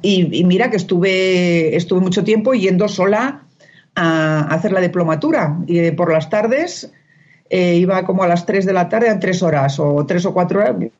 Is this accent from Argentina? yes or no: no; Spain; now in Mexico; yo la única española